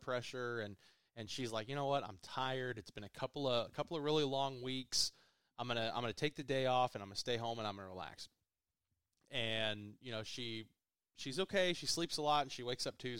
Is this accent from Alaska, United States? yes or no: no; Stillwater, Oklahoma, United States; I was born in Stillwater